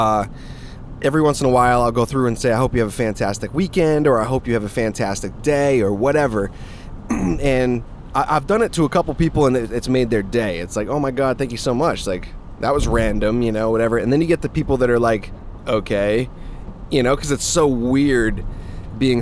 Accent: Massachusetts, United States; I was born in Massachusetts and raised a Patriots fan.

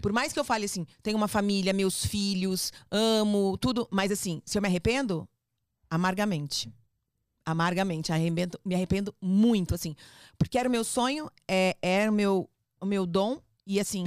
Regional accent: São Paulo, Brazil; accent: paulista; also born or lived in Rio de Janeiro, Brazil / Spain; Fui criada no Fluminense até os 10 anos, até os 10 anos, depois a gente mudou para São Paulo

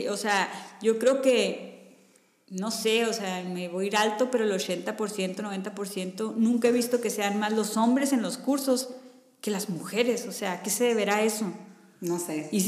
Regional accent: Sonora, Mexico; somos norteñas sonorenses. Sí, completamente.

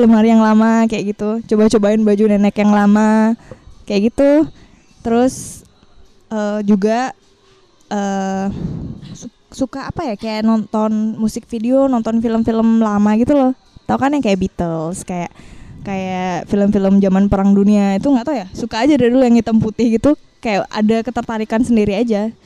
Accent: Bali, Indonesia; aku asli Bali

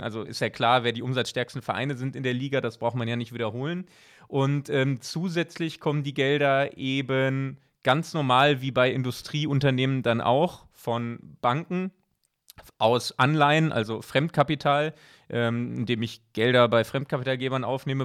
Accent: Bochum, North Rhine-Westphalia, Germany; moved away as an adult; now in Switzerland; als Bochumer

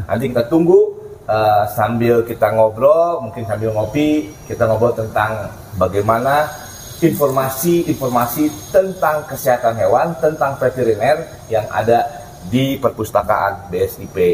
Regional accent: Bogor, West Java, Indonesia; karena saya lahir di Bogor kan lihat saya dulu naik naik angkot eh, apa naik angkutan tuh angkutannya kuda delman

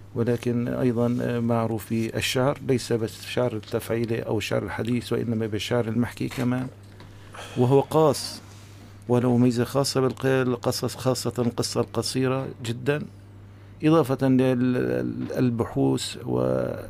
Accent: Syria; نحن كسوريين

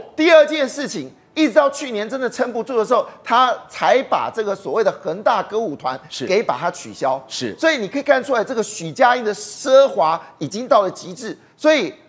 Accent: Taiwan; 我们台湾人

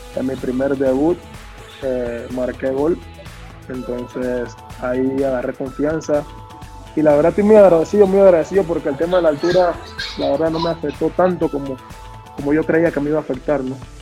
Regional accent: Panama; nosotros los panameños

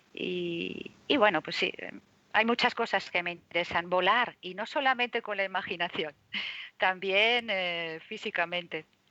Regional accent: Zaragoza, Aragon, Spain; also born or lived in Madrid; now in Marbella, Spain; en Zaragoza, mm, de donde yo soy

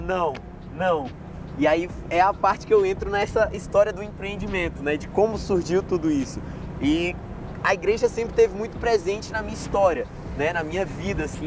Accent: Ceilândia, Federal District, Brazil; also born or lived in Planaltina; sempre cresci ali no, na Ceilândia

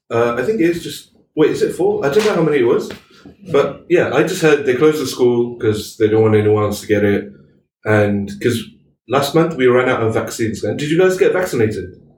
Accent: Malaysia; we're Muslim, we're Malaysian Muslims

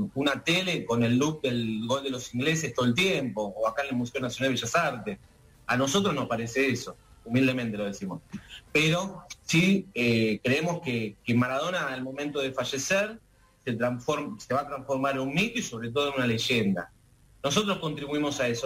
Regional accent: Argentina; nosotros argentinos

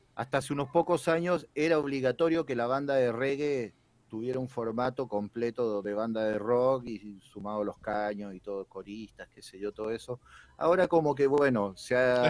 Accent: Chile; moved away as an adult; now in Argentina; yo soy chileno, pero ya llevo 13 años viviendo acá.

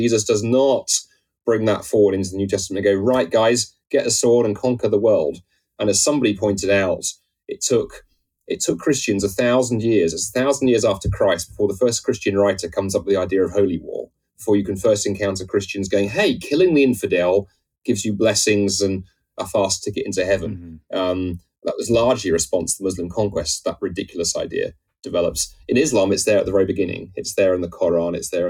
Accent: United Kingdom; I'm a Brit, and the British Empire, you know, we get whacked around the head with that.

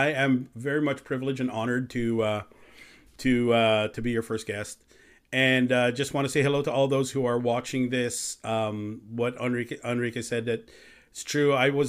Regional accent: Canada; also born or lived in Chicago, United States / Philippines; I am Canadian, though. I actually grew up in Canada since I was 6 years old.

